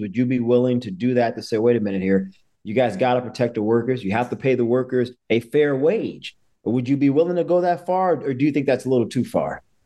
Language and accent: English; New Orleans, Louisiana, United States; moved away; my hometown of New Orleans